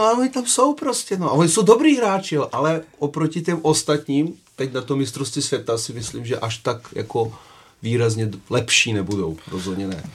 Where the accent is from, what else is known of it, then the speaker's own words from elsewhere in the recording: Serbia; now in Czech Republic; jsem Srb